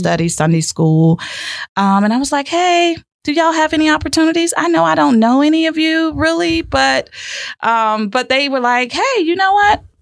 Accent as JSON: {"language": "English", "town": "Lake Wales", "region": "Florida", "country": "United States", "tie": "born or raised there", "said": "born and raised right here in Lake Wales"}